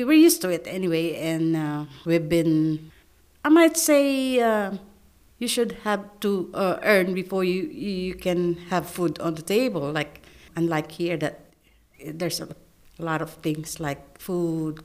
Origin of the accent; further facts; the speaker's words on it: Philippines; English is a second language; moved away as an adult; now in Australia; I'm from Philippines